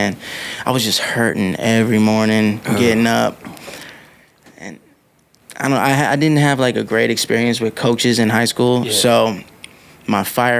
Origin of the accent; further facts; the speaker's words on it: Pasadena, West Covina, Covina area, California, United States; also born or lived in Los Angeles, California; now in Las Vegas, United States; On my birth certificate, it says L.A., but I spent most time in, like, around Pasadena, West Covina, Covina area.